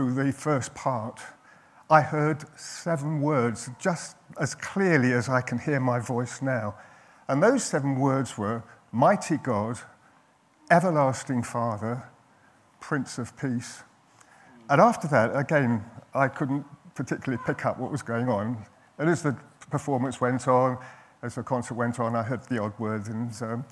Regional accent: London, United Kingdom; I was brought up in North London

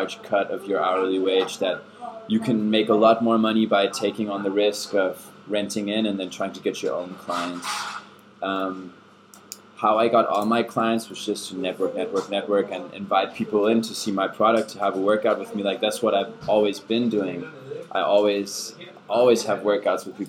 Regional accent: California, United States; first language German; English is a second language; moved away as an adult; also born or lived in Germany; now in Copenhagen, Denmark; I grew up in California, where I lived for 8 years together with my family. Originally, I'm from Germany, so I have a German background, speak German.

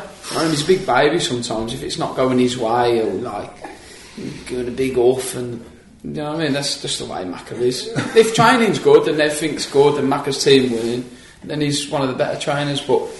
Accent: Birmingham, West Midlands, United Kingdom; I'm from Birmingham

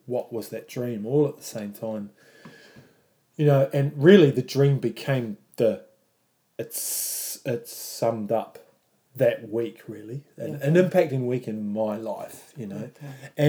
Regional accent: New Zealand; I am Māori.

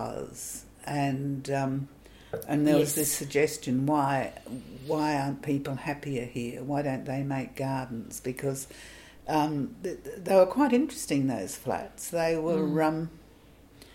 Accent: Newcastle, New South Wales, Australia; now in Canberra, Australia; that was my hometown

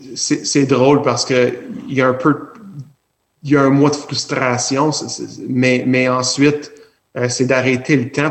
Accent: Alexandria, Ontario, Canada; now in Cornwall, Canada; je suis natif d'Alexandria

